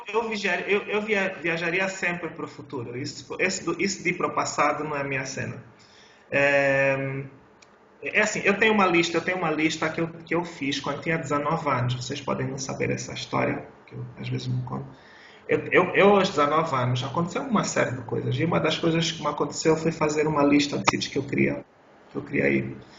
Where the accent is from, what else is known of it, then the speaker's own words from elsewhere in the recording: Luanda, Luanda Province, Angola; Eu sou de Luanda